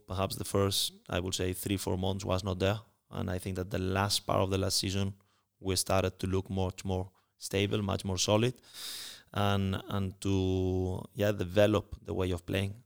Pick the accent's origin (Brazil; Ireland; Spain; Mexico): Spain; moved away; I'm coming from Spain